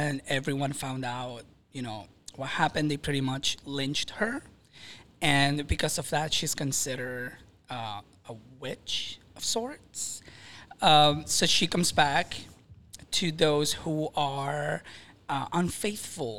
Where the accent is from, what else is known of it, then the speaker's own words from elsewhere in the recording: Maracaibo, Zulia, Venezuela; moved away; also born or lived in Miami; I was born and raised in Venezuela, Maracaibo to be specific. I do have an accent